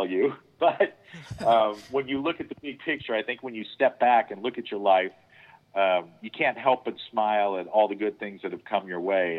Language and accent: English; St. Louis, Missouri, United States; I grew up in St. Louis, and as a child, I used to go see a lot of shows there at the Fox